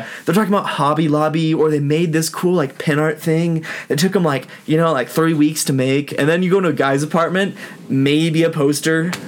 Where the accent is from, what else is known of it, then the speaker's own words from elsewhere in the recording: Tampa, Florida, United States; moved away; also born or lived in Utah; I'm from Tampa, Florida.